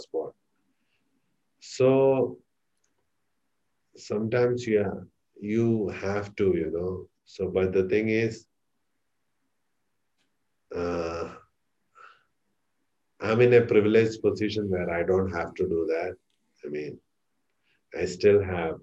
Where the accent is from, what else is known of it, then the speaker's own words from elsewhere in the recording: Kerala, India; moved away; I'm from India, Kerala